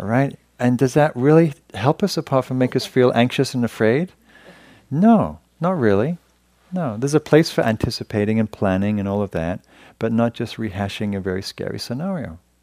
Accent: England, United Kingdom; moved away as an adult; now in United States; when I came to America, 'cause I'm from Europe, 'cause I'm from England

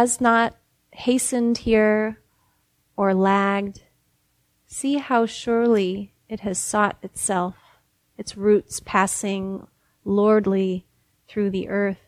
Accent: Midwest, United States; now in Berkeley, United States; I'm from the Midwest, and so that smell is so a part of summertime to me, and being from that place

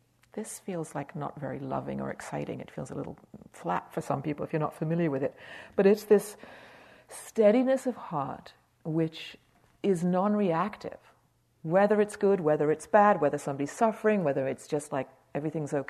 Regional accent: United Kingdom; I'm British

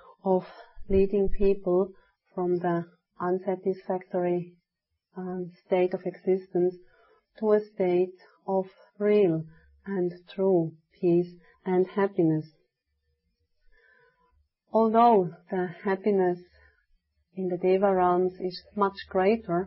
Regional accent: Switzerland; moved away; I was telling them from Switzerland

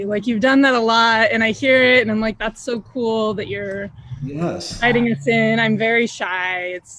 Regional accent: Bay Area, California, United States; now in Los Angeles, United States; I'm from the Bay Area

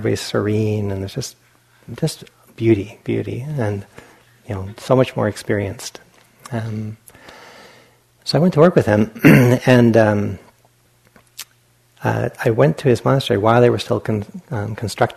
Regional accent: Rhode Island, United States; moved away; I'm from Rhode Island, where it gets cold

